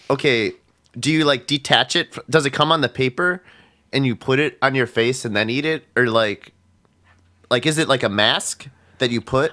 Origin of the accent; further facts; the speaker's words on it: Milwaukee, Wisconsin, United States; being from Milwaukee